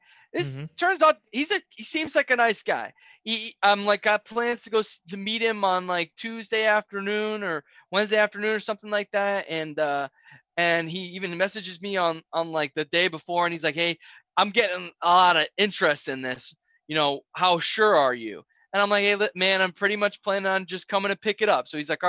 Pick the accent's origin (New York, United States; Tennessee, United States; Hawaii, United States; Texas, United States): Tennessee, United States; Nashville; I told him I was coming from the other side of Cheatham County. I didn't tell him I was from Nashville.